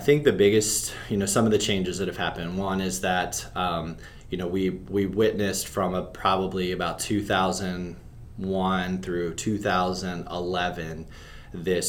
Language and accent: English; Pennsylvania, United States; moved away as an adult; also born or lived in North Carolina; I grew up in Pennsylvania, played soccer